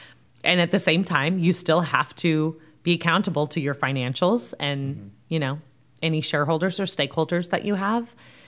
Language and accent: English; Fresno, California, United States; moved away as an adult; also born or lived in Santa Barbara, California / San Francisco, California / Santa Rosa, California / Los Angeles, California; now in Rock Hill, United States; I've lived almost everywhere in California. So I was born and raised in Fresno. I did my undergraduate at UC Santa Barbara, which was a beautiful place to live.